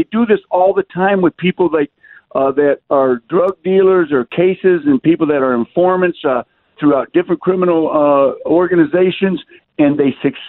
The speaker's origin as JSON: {"language": "English", "town": "Detroit", "region": "Michigan", "country": "United States", "said": "I've seen guys sitting in prison cells in Wayne County Jail in Detroit. I'm from Detroit."}